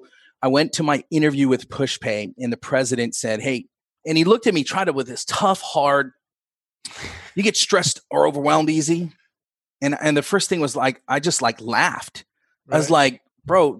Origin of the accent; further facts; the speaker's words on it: West Sacramento, California, United States; I grew up in West Sacramento, but it was like the Broderick area